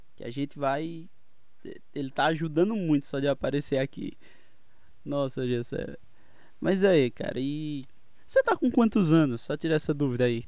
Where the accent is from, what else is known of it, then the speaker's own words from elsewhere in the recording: Pernambuco, Brazil; eu sou de Pernambuco